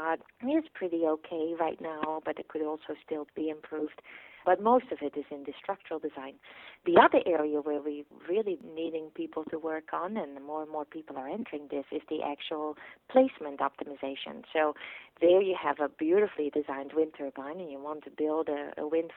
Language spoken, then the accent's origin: English; Netherlands; now in Stanford, United States; where I grew up in the Netherlands, a pretty windy place because we're right on the peninsula and close to the sea.